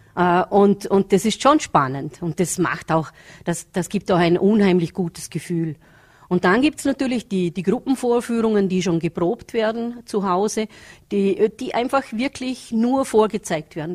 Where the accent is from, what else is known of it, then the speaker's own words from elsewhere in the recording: Vorarlberg, Austria; hier bei uns in Vorarlberg